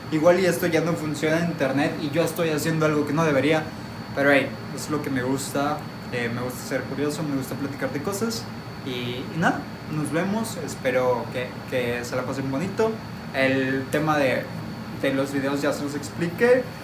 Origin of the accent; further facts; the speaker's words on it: Monterrey, Nuevo León, Mexico; por mi acento ya lo notaron, soy de Monterrey